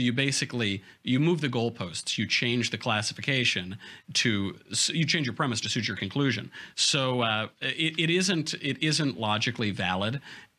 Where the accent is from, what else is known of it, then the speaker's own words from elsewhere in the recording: New York, United States; moved away as an adult; now in Los Angeles, United States; I'm from New York and went to a liberal college and I live in L.A.